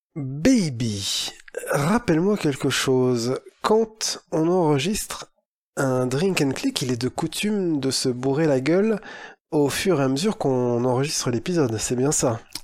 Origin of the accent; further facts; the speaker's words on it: Lille, Hauts-de-France, France; en tant que Lillois